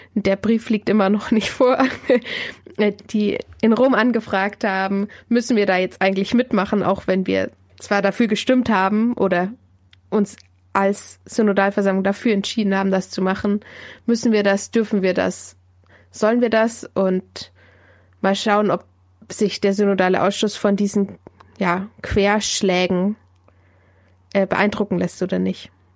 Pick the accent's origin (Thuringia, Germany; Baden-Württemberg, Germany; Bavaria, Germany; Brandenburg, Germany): Bavaria, Germany; Diocese of Augsburg; now in Munich, Germany; wohne in München, komme gebürtig aus dem Bistum Augsburg